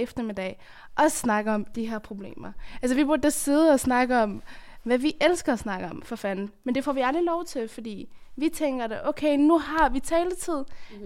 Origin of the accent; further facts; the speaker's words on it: Afghanistan; now in Denmark; jeg kommer fra Afghanistan, hvor det er et af de fem værste lande at være kvinde i.